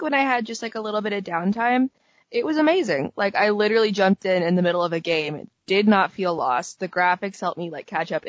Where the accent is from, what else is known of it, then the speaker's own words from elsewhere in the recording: United States; as an American hockey fan